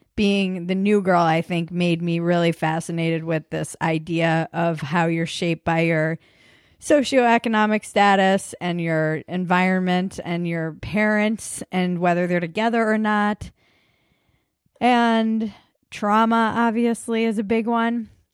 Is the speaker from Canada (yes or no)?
no; United States; the culture you were raised in for us being American